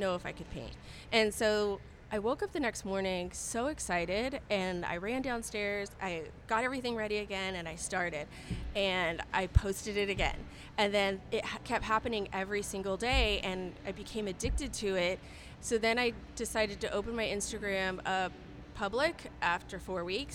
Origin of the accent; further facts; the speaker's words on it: Southern California, United States; moved away as an adult; also born or lived in Seattle; now in Dallas, United States; I'm originally from Southern California